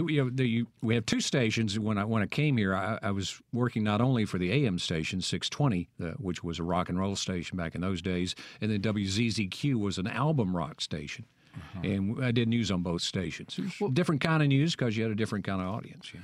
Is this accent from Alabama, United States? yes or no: yes; Vernon, Alabama, United States; accent: Southern; also born or lived in Starkville, Mississippi; now in Jackson, United States; my hometown in Alabama, that's uh, Vernon, Alabama